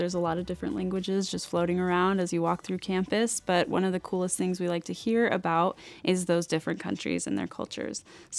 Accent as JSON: {"language": "English", "region": "Arizona", "country": "United States", "said": "I'm from Arizona, it's super dry."}